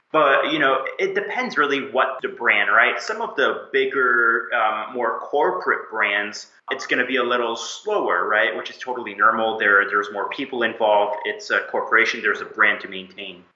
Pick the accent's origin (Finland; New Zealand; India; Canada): Canada; Moncton, New Brunswick; moved away as an adult; now in Montreal, Canada; I was born and lived most of my life in uh, Moncton, New Brunswick, way on the East Coast. Grew up among lobsters and seafood.